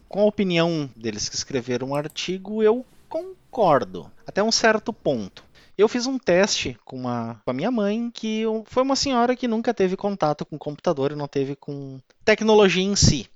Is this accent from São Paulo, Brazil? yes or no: no; Ivoti, Rio Grande do Sul, Brazil; Eu venho da cidade de Ivoti, aqui na Grande Porto Alegre, pezinho da Serra, assim como Bento Gonçalves e Caxias